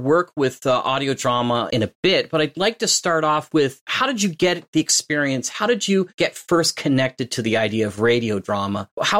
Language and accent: English; Fergus, Ontario, Canada; Even though he settled in my hometown of Fergus.